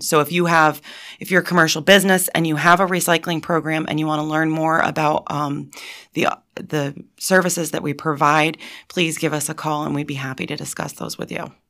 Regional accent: Montrose, Pennsylvania, United States; I went to Montrose and then I got my Bachelor of Science degree from Penn State

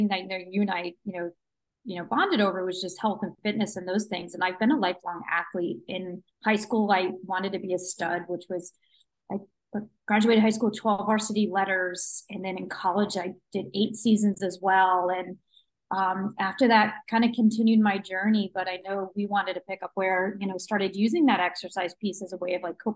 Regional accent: United States; moved away as an adult; also born or lived in New York / Pennsylvania / northern Arizona; now in San Diego, United States; I'm actually originally from the East Coast. So I grew up in New York, grew up in Pennsylvania

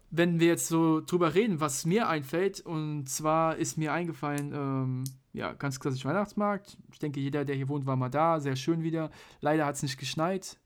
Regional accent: Mainz, Rhineland-Palatinate, Germany; wir sind ja Mainzer

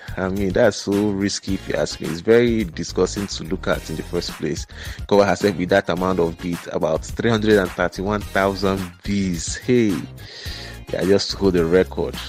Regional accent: Nigeria; we were told as kids, man, as Nigerian kids

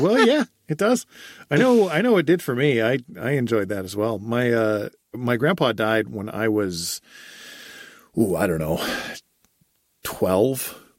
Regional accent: United States

